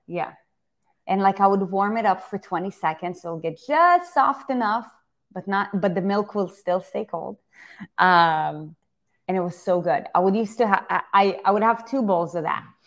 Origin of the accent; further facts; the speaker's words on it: Israel; moved away; I grew up in Israel